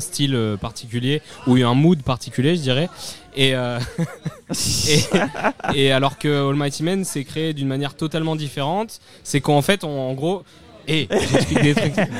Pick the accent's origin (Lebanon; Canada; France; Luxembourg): France; Cannes, Provence-Alpes-Côte d'Azur; je viens de Cannes